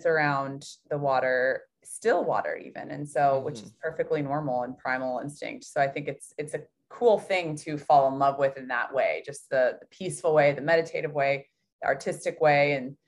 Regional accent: Louisville, Kentucky, United States; I grew up in Louisville, Kentucky

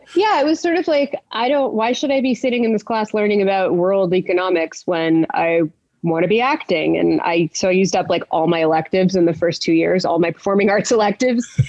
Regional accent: Montreal, Quebec, Canada; I grew up in Montreal. I'm born in Montreal, Canada. Canada. Um, I'm English

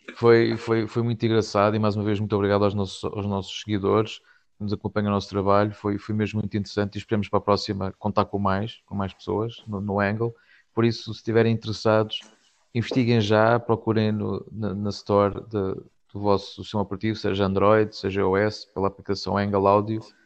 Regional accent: Castelo Branco, Centro, Portugal; eu sou de Castelo Branco

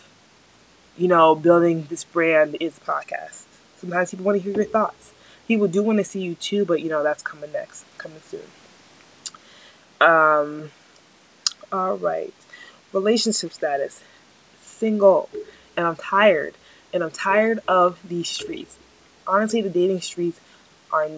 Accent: New Jersey, United States; also born or lived in Nigeria / Albany, New York; I'm from New Jersey. I have lived in New Jersey my entire life.

